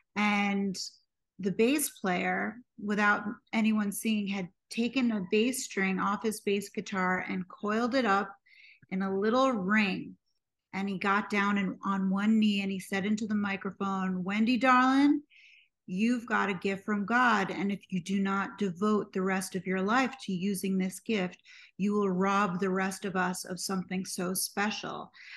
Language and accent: English; New York City, New York, United States; I was born and raised in New York City